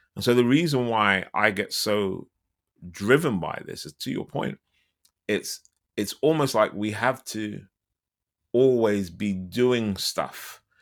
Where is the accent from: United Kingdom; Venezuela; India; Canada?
United Kingdom; London; I'm from London